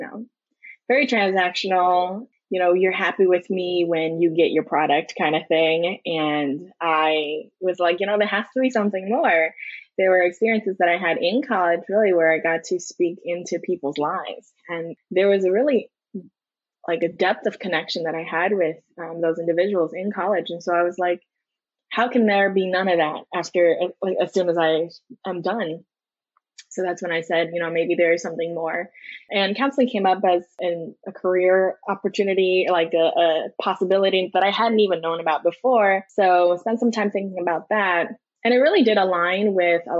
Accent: New York City, New York, United States; also born or lived in China; I was born and raised in New York City, Manhattan. I did spend a couple years early on in rural China, but I came out here again for first grade

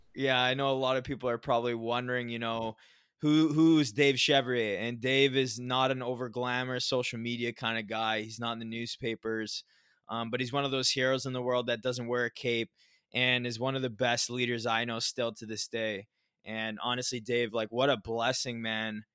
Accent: Southern Ontario, Canada; where I grew up in Southern Ontario in Canada

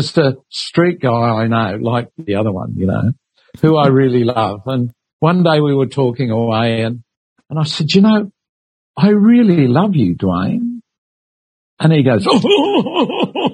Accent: Sydney, New South Wales, Australia; born or raised there; also born or lived in England

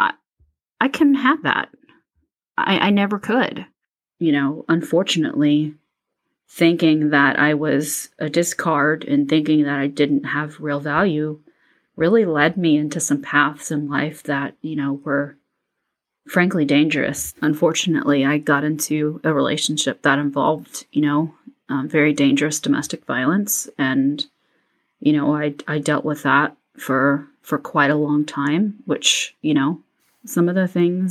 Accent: Plano, Texas, United States; also born or lived in Houston, Texas; I was born in 1979 in Houston, Texas, but I grew up in Plano, Texas

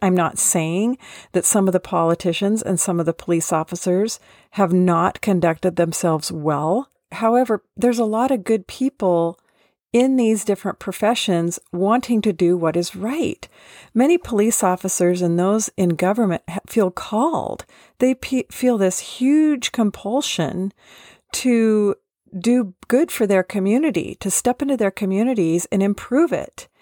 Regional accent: Seattle, Washington, United States; I was born in Seattle

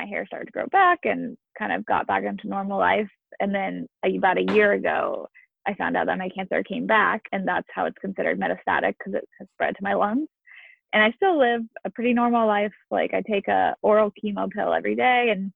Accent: California, United States; moved away as an adult; now in Waltham, United States; I'm from California

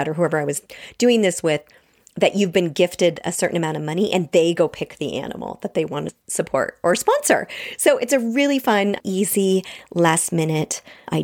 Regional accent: Washington, United States; I grew up with them. And I'm also from Washington State

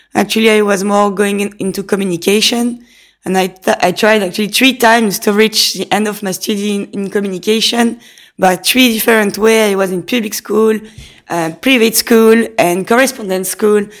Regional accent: Nice, Provence-Alpes-Côte d'Azur, France; English is a second language; moved away as an adult; also born or lived in London; now in Lausanne, Switzerland; I'm coming from Nice in south of France. So when I was young and I wanted to get my own money, I had to find a job.

